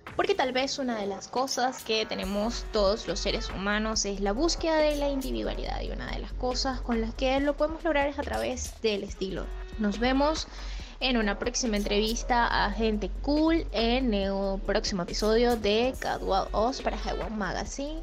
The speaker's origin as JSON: {"language": "Spanish", "country": "Venezuela", "said": "nosotros como venezolanos"}